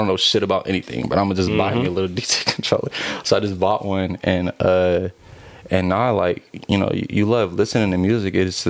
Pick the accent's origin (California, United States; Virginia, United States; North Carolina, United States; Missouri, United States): California, United States; the Bay Area; we're from the Bay